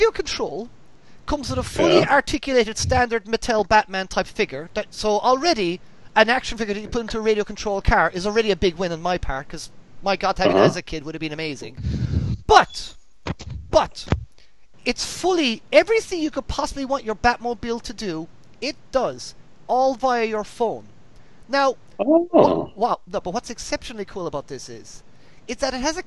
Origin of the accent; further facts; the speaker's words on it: Ireland; moved away; growing up in Ireland, you didn't have fireworks